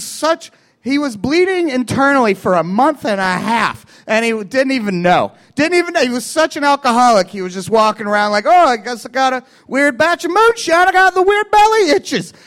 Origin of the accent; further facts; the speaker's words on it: Kentucky, United States; moved away as an adult; also born or lived in Chicago; now in Los Angeles, United States; I'm from Kentucky